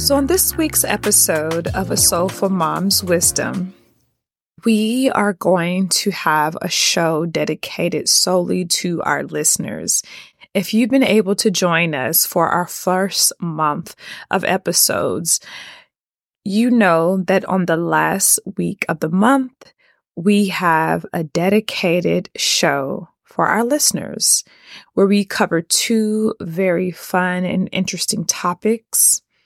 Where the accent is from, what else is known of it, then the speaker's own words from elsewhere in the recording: Atlanta, Georgia, United States; Born and raised in Atlanta.